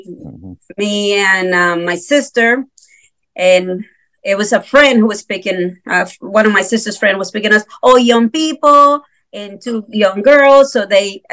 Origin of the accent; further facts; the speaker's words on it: Guatemala City, Guatemala Department, Guatemala; English is a second language; moved away as an adult; now in United States; I'm from the city